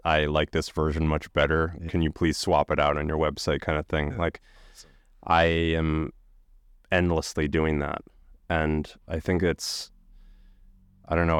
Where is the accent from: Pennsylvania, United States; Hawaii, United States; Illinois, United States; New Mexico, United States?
Illinois, United States; Chicago; I grew up outside of Chicago in the suburbs